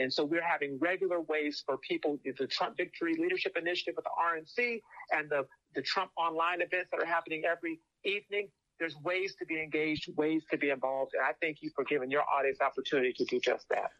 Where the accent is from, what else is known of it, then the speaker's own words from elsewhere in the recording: Phoenix, Arizona, United States; I'm, I'm from Phoenix, and, and the expression we used to use out in Phoenix